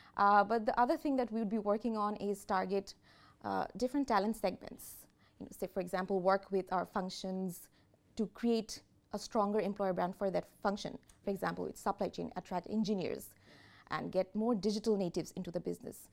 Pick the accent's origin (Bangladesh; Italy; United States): Bangladesh; I'm from Bangladesh, and I'm currently leading the employer brand agenda in Bangladesh